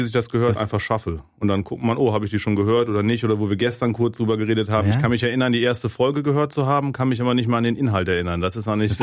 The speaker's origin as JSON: {"language": "German", "country": "Germany", "said": "als Deutscher"}